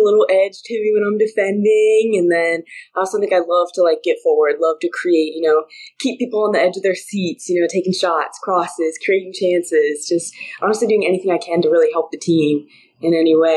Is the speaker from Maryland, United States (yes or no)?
yes; Germantown, Maryland, United States; moved away as an adult; also born or lived in Clemson, South Carolina; being from Maryland, I was always like, I want to play for the Spirit. Like, I mean, I'm from Germantown. When they were at the Soccerplex, it was in my backyard.